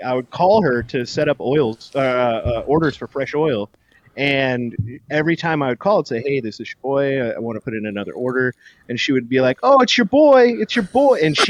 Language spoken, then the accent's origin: English; San Diego County, Southern California, United States; also born or lived in Oakland, California; I was born in Oakland, and then we moved to San Diego County when I was young. And so I was raised in Southern California. I was born in Northern California.